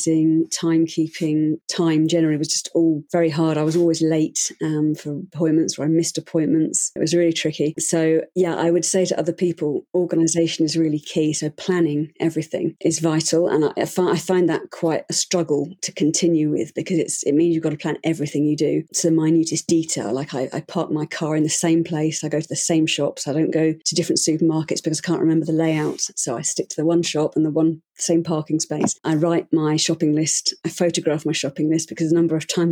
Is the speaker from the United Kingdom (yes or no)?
yes; United Kingdom; now in Switzerland; I'm British, but I live in Switzerland